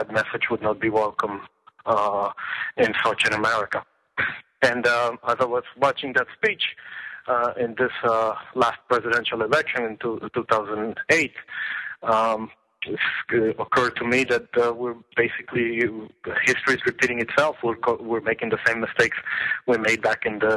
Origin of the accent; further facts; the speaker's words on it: Florida, United States; also born or lived in Venezuela; I lived most of my life in Florida